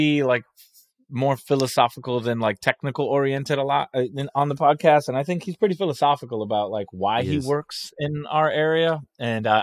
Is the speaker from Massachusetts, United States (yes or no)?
no; Florida, United States; I'm from Florida